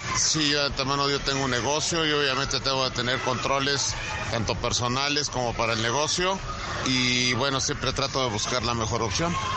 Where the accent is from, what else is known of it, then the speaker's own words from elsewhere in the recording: Canada; Soy de Canadá